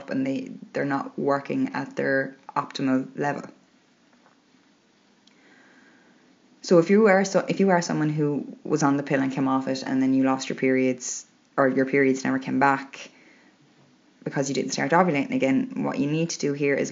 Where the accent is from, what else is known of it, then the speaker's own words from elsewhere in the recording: Ireland; We're Irish